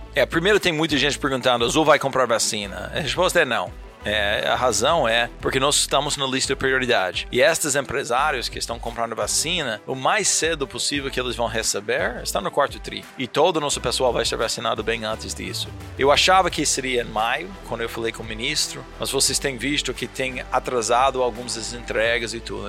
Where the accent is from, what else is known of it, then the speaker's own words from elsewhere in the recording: New York, United States; Portuguese is a second language; moved away; Eu sou do Nova York.